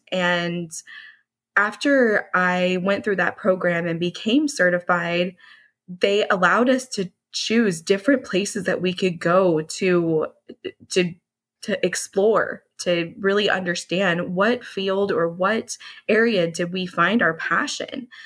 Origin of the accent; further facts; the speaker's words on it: Dallas, Texas, United States; So, I grew up in the Dallas area. I am a Dallas native, which is a bit hard to find.